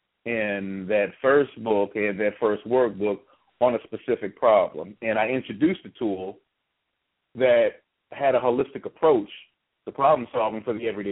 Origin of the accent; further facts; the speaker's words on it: United States; as an American